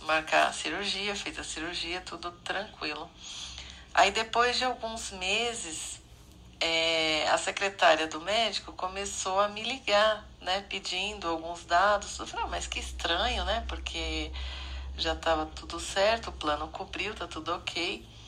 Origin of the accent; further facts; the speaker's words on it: São Paulo, Brazil; Eu sou de São Paulo